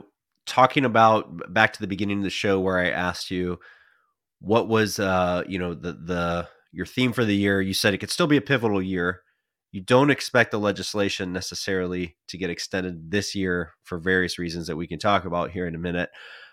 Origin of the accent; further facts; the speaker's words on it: Pennsylvania, United States; My home state of Pennsylvania saw 132 communities, 44% of the opportunity zones in the state receive investments through the end of 2020.